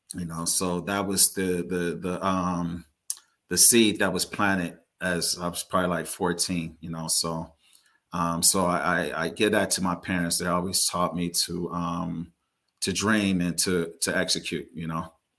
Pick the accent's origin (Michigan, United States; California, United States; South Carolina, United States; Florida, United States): California, United States; Carson; I was born and raised in the Los Angeles area, um, primarily in Carson, California